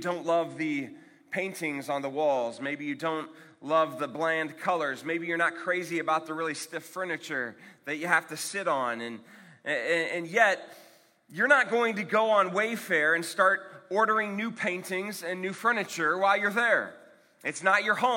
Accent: Akron, Ohio, United States; I'm from Akron, Ohio

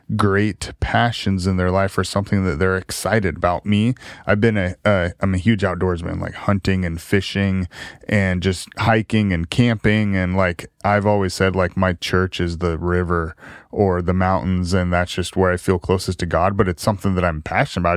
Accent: Salem, Oregon, United States; South Salem High School

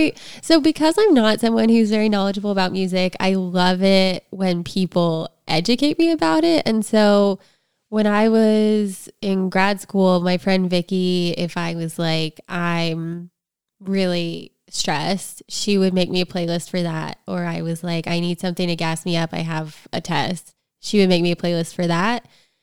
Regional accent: East Coast, United States; I grew up on the East Coast, and so you could drive from Pennsylvania to Atlantic City, and it was really easy.

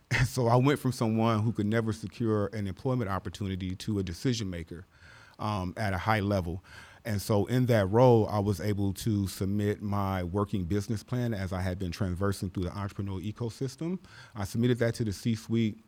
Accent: Los Angeles, California, United States; born or raised there; also born or lived in Midwest

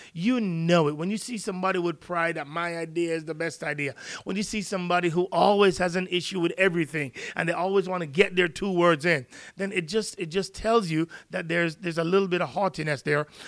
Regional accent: Jamaica; now in United States; I'm from Jamaica

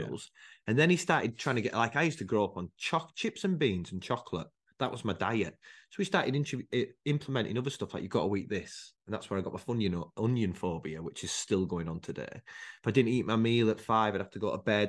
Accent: United Kingdom; also born or lived in Rochdale; I was brought up in a place called Harewood.

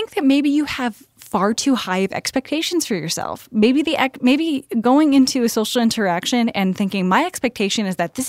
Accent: Tennessee, United States; no, I talk about the fact that I'm from Tennessee constantly.

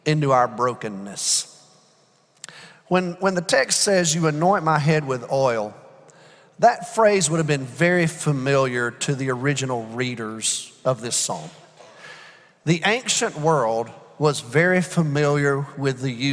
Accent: Alabama, United States; also born or lived in Georgia; now in Texas, United States; I'm from Alabama

